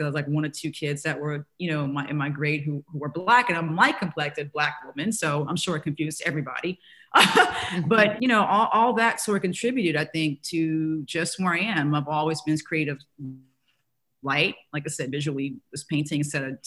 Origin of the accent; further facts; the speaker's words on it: New Orleans, Louisiana, United States; growing up in New Orleans.